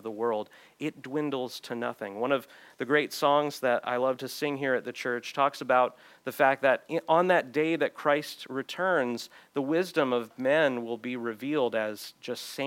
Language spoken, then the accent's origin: English; United States; me as an American